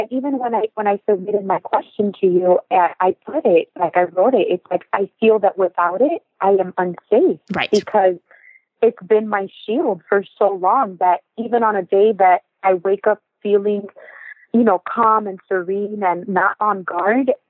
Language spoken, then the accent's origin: English; Miami, Florida, United States; I was born here in Miami, Florida, but I am first